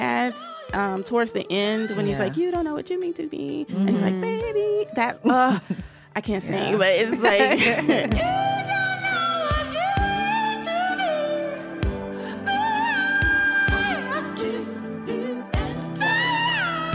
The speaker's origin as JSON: {"language": "English", "region": "the South", "country": "United States", "said": "I'm from the South. You have to be a good Christian girl"}